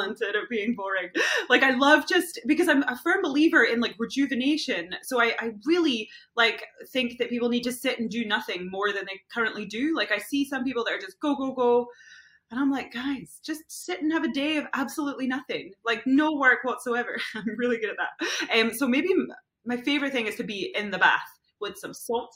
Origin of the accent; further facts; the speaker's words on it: Scotland, United Kingdom; moved away; also born or lived in London; I'm Scottish